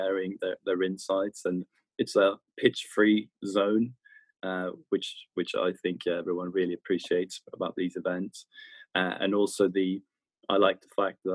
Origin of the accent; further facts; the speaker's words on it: Stockholm, Stockholm County, Sweden; moved away as an adult; also born or lived in London; born and raised in Stockholm, Sweden